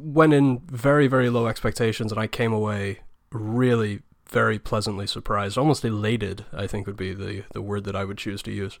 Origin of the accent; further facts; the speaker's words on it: England, United Kingdom; me, being English